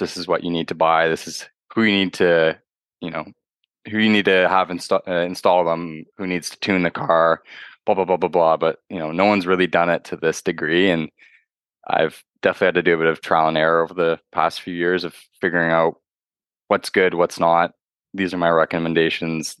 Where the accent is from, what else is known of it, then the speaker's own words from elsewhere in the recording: Toronto, Ontario, Canada; I'm from Toronto, uh, Ontario, Canada